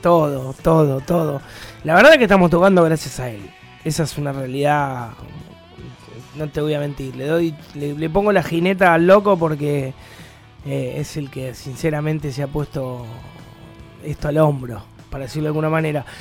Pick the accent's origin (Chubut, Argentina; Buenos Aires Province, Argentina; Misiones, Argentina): Buenos Aires Province, Argentina; La Plata; Somos muy locales, somos muy banda platense